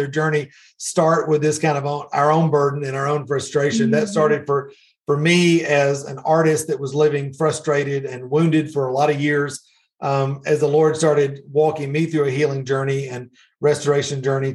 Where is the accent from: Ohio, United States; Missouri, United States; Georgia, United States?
Georgia, United States; Middle; So I grew up in Middle Georgia.